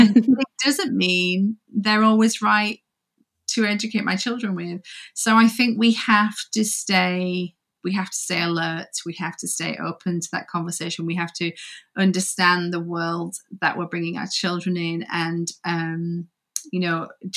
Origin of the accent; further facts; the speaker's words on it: Yorkshire and the Humber, United Kingdom; now in Coventry, United Kingdom; So I'm from Yorkshire, the north of Yorkshire. Okay. I'm a Yorkshire girl, but I actually live in Coventry